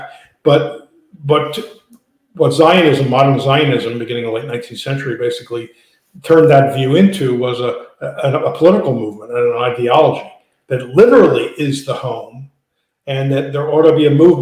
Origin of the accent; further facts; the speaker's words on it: Philadelphia, Pennsylvania, United States; I was brought up in Philadelphia in a Jewish neighborhood